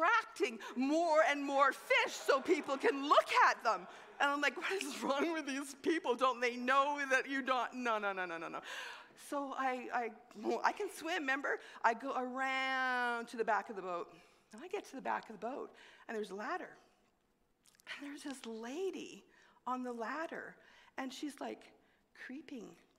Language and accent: English; Montreal, Quebec, Canada; moved away; I grew up in Montreal. I'm a city girl